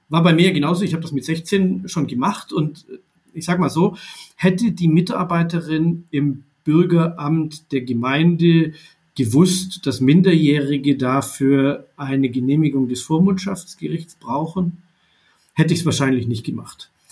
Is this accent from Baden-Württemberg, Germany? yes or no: yes; Baden-Württemberg, Germany; Ich bin äh, Jahrgang 82 in Baden-Württemberg geboren und aufgewachsen